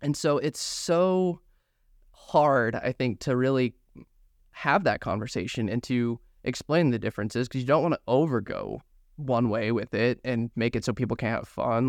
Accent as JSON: {"language": "English", "town": "Grand Junction", "region": "Colorado", "country": "United States", "said": "I'm from Grand Junction, Mesa County is where Bobert is."}